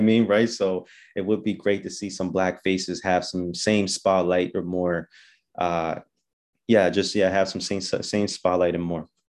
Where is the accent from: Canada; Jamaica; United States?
Canada; Halifax, Nova Scotia; born and raised in Halifax, Uniax Square